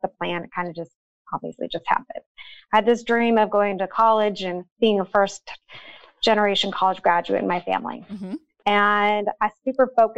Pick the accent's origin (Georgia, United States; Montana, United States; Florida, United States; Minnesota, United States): Montana, United States; moved away; So I'm from Montana, a little tiny town. I grew up just south of the Canadian border in the middle of nowhere